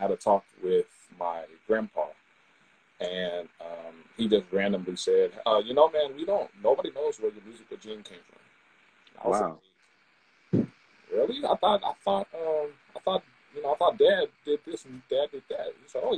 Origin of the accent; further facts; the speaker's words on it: Tacoma, Washington, United States; I'm born and raised in Tacoma, Washington